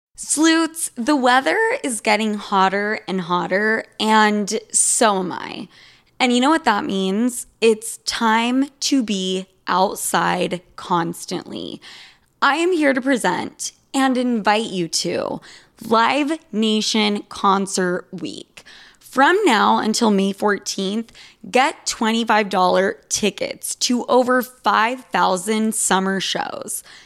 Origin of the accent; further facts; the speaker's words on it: Utah, United States; I'm from Utah